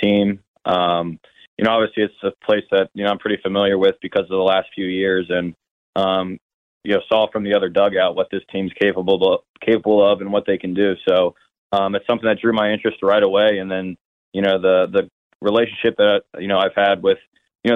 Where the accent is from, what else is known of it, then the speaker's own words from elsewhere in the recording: Cincinnati, Ohio, United States; moved away; also born or lived in Arkansas; I was drafted by the, my hometown team